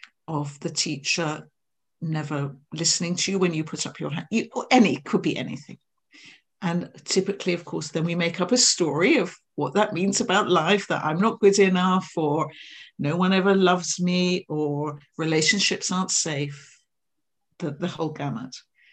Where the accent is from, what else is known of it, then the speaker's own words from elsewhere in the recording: England, United Kingdom; now in Scotland; I live in Scotland, so even though I'm English, the och comes out there.